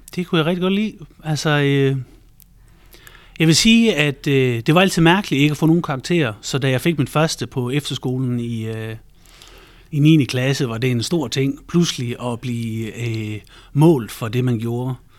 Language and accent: Danish; Central Jutland and Thy, Central Denmark Region, Denmark; also born or lived in Thy; jeg er vokset op i Midtjylland og Thy øh, primært, så det har jeg brugt en hel masse tid på landet.